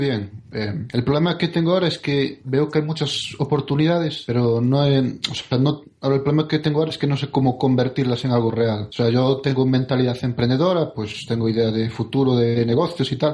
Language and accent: Spanish; Spain; moved away as an adult; now in Germany; soy español